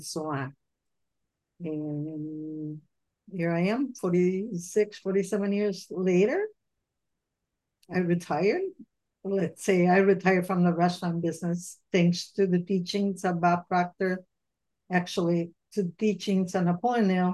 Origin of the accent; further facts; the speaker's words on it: Italy; moved away as an adult; also born or lived in Florida; now in United States; I was born and raised in Italy, and I went to the United States when I was 24